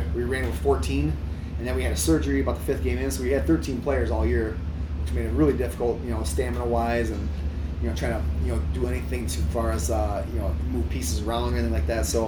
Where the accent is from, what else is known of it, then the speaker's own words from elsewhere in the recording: Earlville, Illinois, United States; I grew up in Earlville, and I live in Earlville now